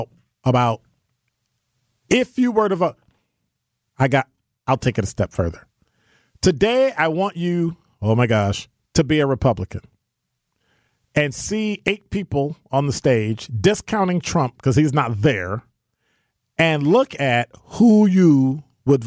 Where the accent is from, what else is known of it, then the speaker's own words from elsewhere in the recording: Midwest, United States; now in Milwaukee, United States; as a black man living in Milwaukee, growing up in the Midwest